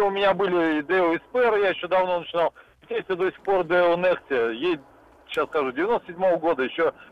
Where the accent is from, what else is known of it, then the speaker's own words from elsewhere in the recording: Moscow, Russia; город Москва, 51 год.